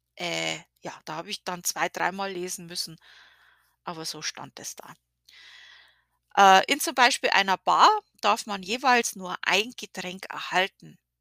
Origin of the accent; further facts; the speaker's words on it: Bavaria, Germany; now in Connecticut, United States; wir Bayern